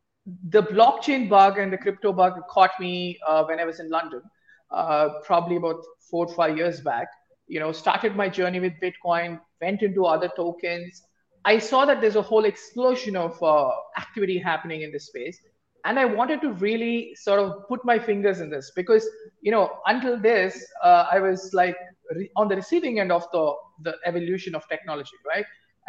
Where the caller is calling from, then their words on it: Bangalore, Karnataka, India; I am dialing in from the cold weather of Bangalore. It's about 10 a.m. now.